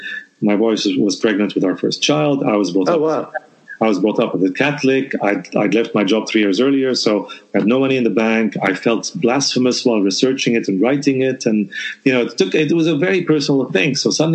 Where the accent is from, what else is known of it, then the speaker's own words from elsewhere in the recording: Lebanon; I come from Lebanon, so I come from a country